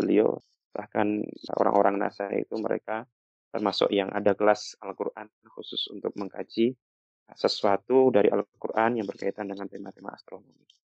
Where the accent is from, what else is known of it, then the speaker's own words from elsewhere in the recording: Java, Indonesia; sebagai anak Jawa